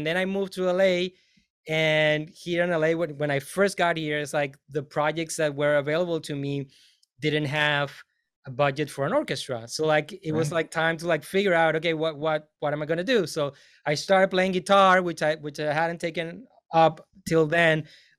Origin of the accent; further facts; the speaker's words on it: Venezuela; moved away as an adult; now in United States; I'm from Venezuela, so that has definitely influenced me greatly.